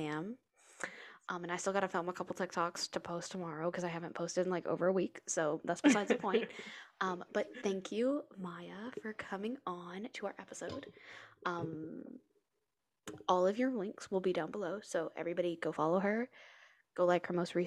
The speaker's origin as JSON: {"language": "English", "town": "Kansas City", "country": "United States", "moved": "yes", "said": "I'm from Kansas City"}